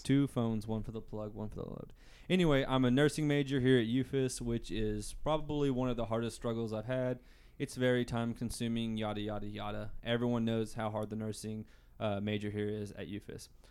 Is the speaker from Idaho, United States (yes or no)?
no; Booneville, Arkansas, United States; I come from Boonville, Arkansas, just like Hayden